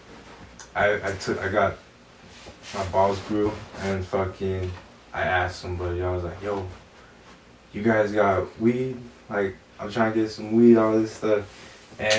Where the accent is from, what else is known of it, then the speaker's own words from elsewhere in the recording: West Jordan, Utah, United States; I'm from West Jordan